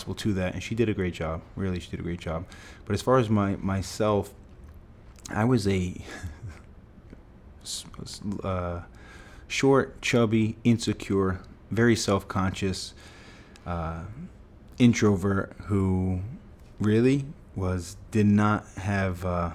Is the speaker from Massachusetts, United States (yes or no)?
yes; Fall River, Massachusetts, United States; We grew up in Fall River, Massachusetts, blue-collar town, a place that I grew up loving